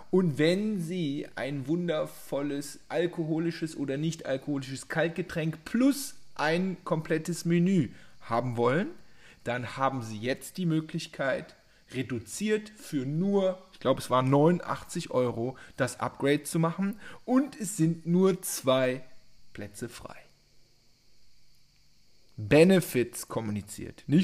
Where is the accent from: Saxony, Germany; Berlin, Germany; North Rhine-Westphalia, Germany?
North Rhine-Westphalia, Germany; Cologne; Beispiel 3, die frisch, ich kann das nicht als Kölsche Jung, frischen Früchte.